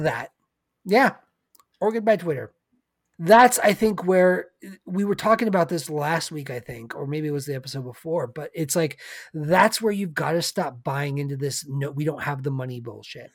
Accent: California, United States

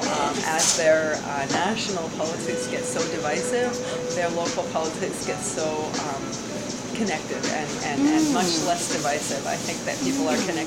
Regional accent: Canada; I am unapologetically Canadian

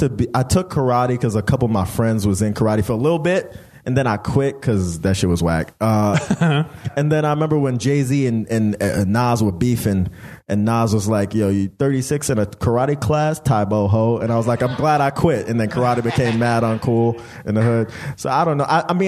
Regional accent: Jamaica; Also, I'm Jamaican. You know, like, man, we don't.

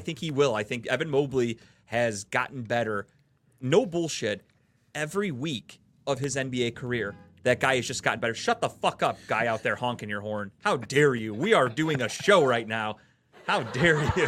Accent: Cleveland, Ohio, United States; I'm from, we're from Cleveland

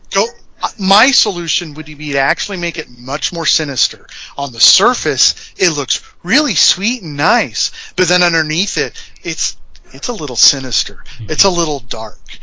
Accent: Indiana, United States; We're from Indiana.

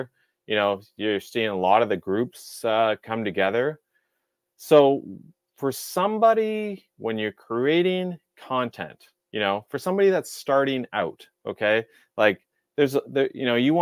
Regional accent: Lower Mainland, near Vancouver, West Coast of Canada, British Columbia, Canada; I grew up on the West Coast of Canada, and the West Coast being Vancouver area. It was the Lower Mainland, but very close to Vancouver

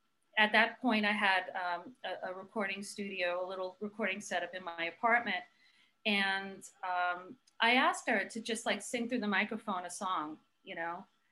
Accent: Brooklyn, New York, United States; Like all of a sudden you're gonna hear my accent come out, right?

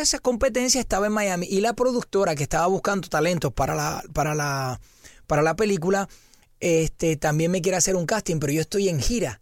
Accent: Puerto Rico; soy de Puerto Rico

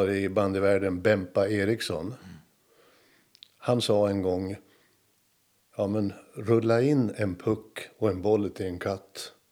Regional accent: Kalix, Norrbotten County, Sweden; moved away as an adult; also born or lived in Umeå; now in Härnösand, Sweden; jag kommer från Kalix, bandyort.

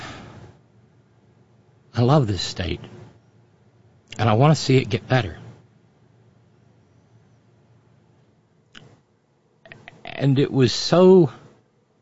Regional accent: West Virginia, United States; I'm every bit as much West Virginian, every bit as much American

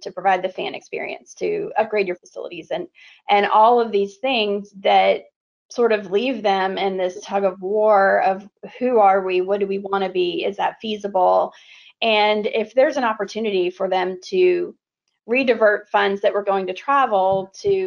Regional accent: Florida, United States; I grew up in Florida

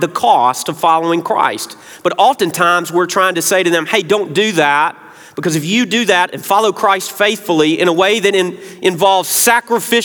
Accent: Memphis, Tennessee, United States; now in South Carolina, United States; I'm not a native South Carolinian. I grew up proudly in Memphis, Tennessee

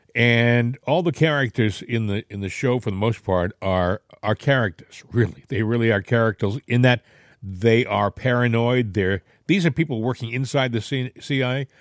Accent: United States; I'm an American.

